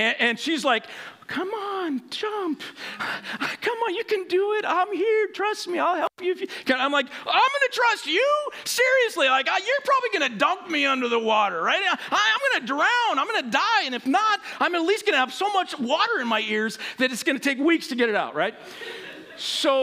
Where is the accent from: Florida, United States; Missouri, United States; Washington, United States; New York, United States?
Washington, United States; Western; I grew up in Western Washington